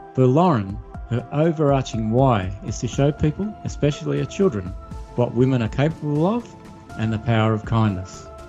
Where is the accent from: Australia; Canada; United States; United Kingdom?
Australia; born or raised there